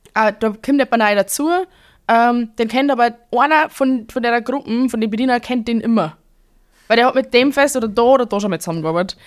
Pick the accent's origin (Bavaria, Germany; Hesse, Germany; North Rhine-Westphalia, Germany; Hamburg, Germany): Bavaria, Germany; accent: Bavarian; ich doch ein bisschen stärkeres Bayerisch sprich als ihr